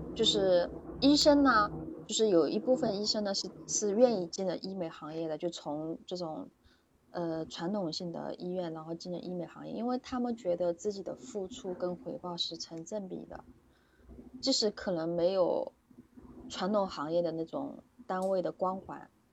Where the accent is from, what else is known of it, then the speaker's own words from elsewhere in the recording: Suzhou, Jiangsu, China; 我是，我是那个苏州的